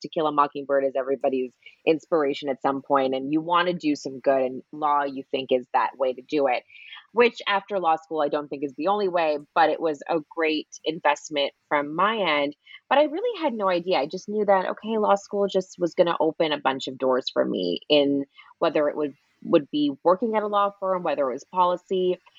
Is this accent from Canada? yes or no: yes; Canada; moved away as an adult; also born or lived in Toronto, Canada / Sydney, Australia; now in Los Angeles, United States; I'm Canadian